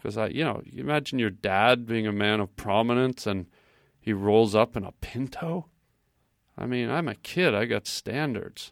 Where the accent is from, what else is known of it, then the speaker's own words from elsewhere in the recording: Canada; I'm Canadian